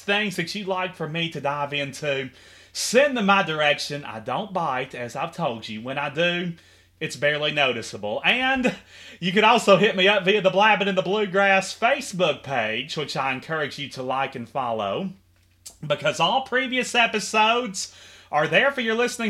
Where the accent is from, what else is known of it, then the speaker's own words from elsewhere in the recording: Henderson, Kentucky, United States; it's my hometown nonetheless, and it has so much going on for it and so much to offer